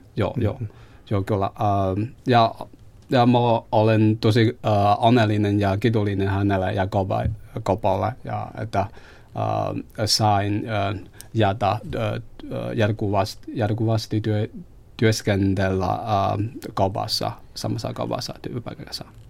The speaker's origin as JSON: {"language": "Finnish", "country": "China", "second_language": "Finnish", "moved": "as an adult", "lives_now": "Helsinki, Finland", "said": "olen kiinalainen, uh, olen asunut Suomessa noin kolme vuotta"}